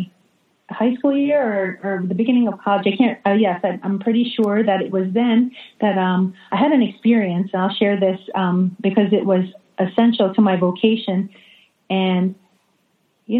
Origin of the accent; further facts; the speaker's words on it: New York, United States; also born or lived in New Jersey; now in Jacksonville, United States; I grew up in New York half my life, and half my life in New Jersey